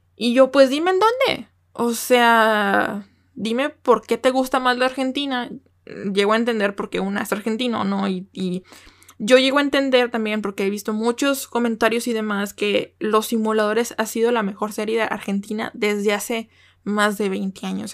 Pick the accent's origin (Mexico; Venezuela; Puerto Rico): Mexico; como buena mexicana